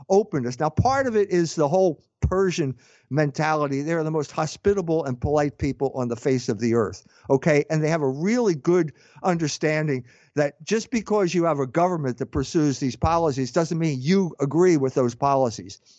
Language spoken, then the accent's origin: English; United States; I'm an American